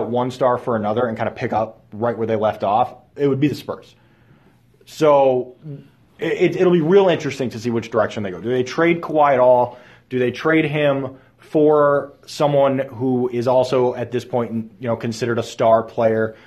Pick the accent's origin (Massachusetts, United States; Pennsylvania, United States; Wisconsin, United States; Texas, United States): Massachusetts, United States; Boston; I'm from Boston